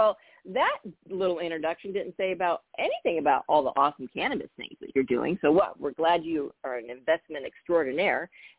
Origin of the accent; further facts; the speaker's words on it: Bay Area, California, United States; I grew up in the Bay Area.